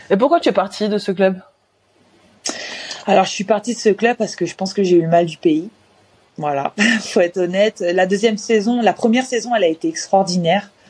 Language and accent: French; Russia; now in France; Et c'est pour ça que je suis partie de la Russie.